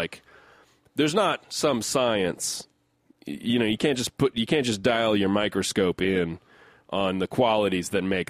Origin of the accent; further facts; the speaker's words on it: United States; I'm an American